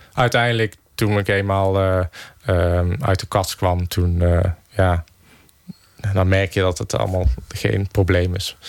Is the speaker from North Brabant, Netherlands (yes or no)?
yes; Geldrop, North Brabant, Netherlands; mijn geboorteplaats Gelderop